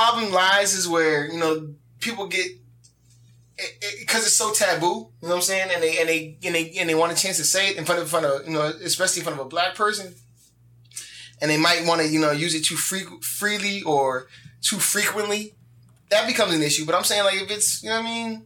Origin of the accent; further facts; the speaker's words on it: New Jersey, United States; I'm from Jersey, I'm from up top